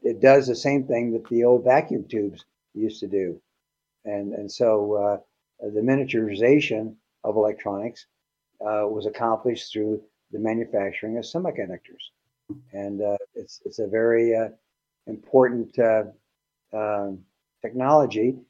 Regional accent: El Centro, California, United States; moved away; I grew up in Southern California, 10 miles north of the Mexican border

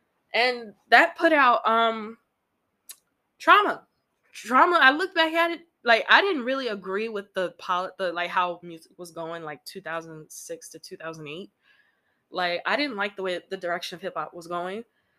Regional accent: Midwest, United States; I know I'm from the Midwest, but West Coast is life for me.

